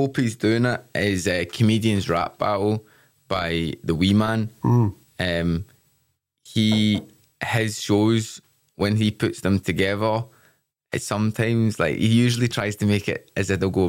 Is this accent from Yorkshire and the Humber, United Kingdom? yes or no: no; Glasgow, Scotland, United Kingdom; born or raised there; accent: Glasgow